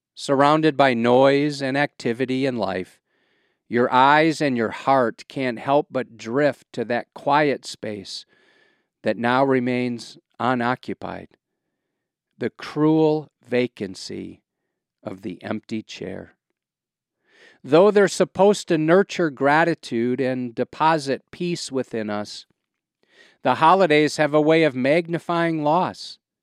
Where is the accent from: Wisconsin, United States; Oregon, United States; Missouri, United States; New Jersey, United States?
Wisconsin, United States; now in Quad Cities, United States; I'm a cheesehead from Wisconsin, I can think of no place I'd rather live than the Quad Cities.